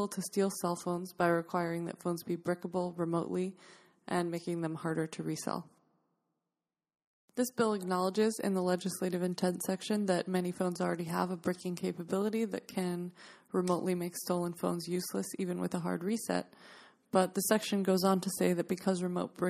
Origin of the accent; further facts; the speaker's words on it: New York, United States; New York State, my home state